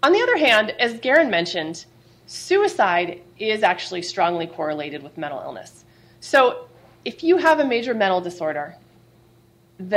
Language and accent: English; California, United States; as a Californian